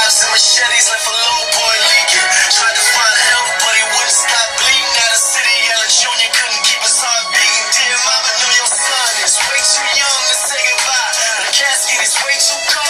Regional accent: New York City, New York, United States; I grew up with violence in New York City

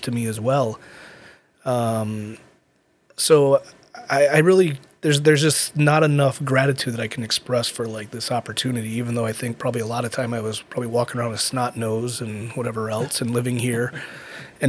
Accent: Allegany Territory, Western New York, United States; also born or lived in Ganondagan, New York; when I grew up in Allegheny, you know, I went to Seneca School

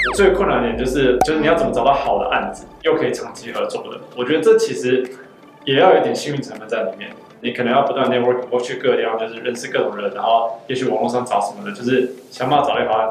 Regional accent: Taiwan; 我来自台湾

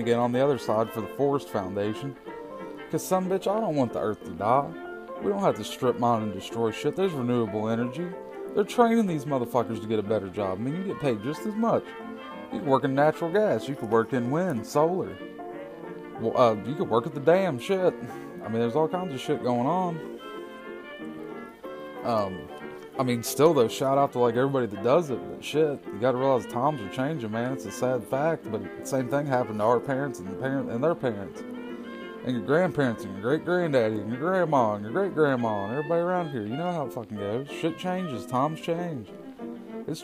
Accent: West Virginia, United States; growing up in West Virginia

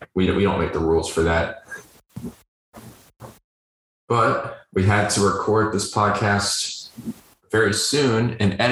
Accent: the South, United States; We grew up in the South

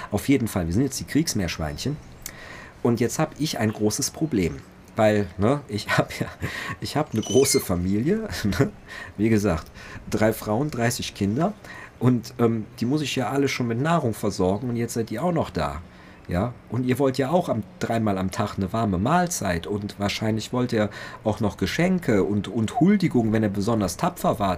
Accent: Cologne, North Rhine-Westphalia, Germany; ich bin Kölner, rheinfränkischer Kulturraum, da sind die Aachener, sind die Trierer, das sind ja alles Freunde.

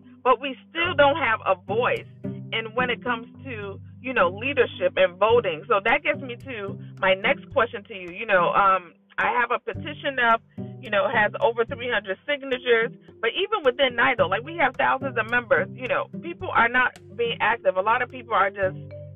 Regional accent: Chicago, Illinois, United States; I'm born and raised in Chicago

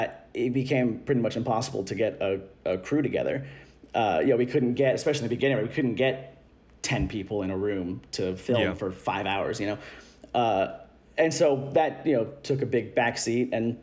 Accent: Louisville, Kentucky, United States; 29, Gemini. I'm from Louisville, Kentucky, and I don't have an accent. Sorry to all those who assume that all Kentuckians have one.

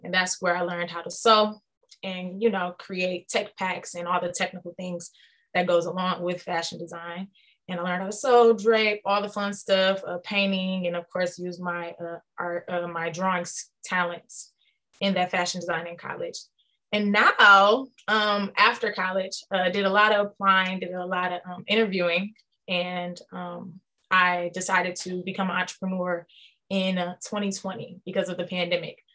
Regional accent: Detroit, Michigan, United States; I was born and raised in Detroit, Michigan

